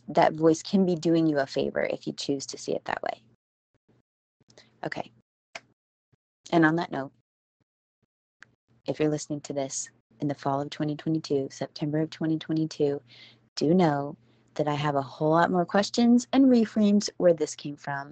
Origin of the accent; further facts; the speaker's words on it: Houston, Texas, United States; I'm from Houston